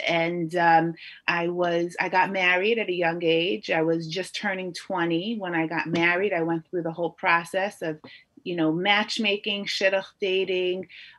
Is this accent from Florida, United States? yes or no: no; New York City, New York, United States; also born or lived in Lakewood, New Jersey / Borough Park, Brooklyn; So I was actually born in Lakewood, New Jersey, about 40 years ago. My father was learning back then in Lakewood, full time. And then, you know, my parents, after a number of years, we moved first to Borough Park and then to Flatbush.